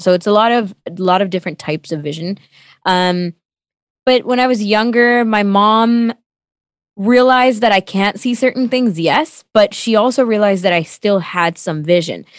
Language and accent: English; Toronto, Ontario, Canada; first language Tamil; English is a second language; also born or lived in Sri Lanka; that's where I've lived my whole life, mostly in Scarborough